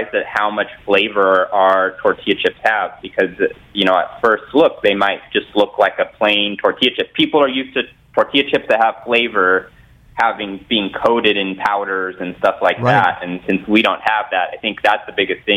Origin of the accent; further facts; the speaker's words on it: Southern California, United States; growing up in Southern California where, you know, almost every surf and skateboard company was based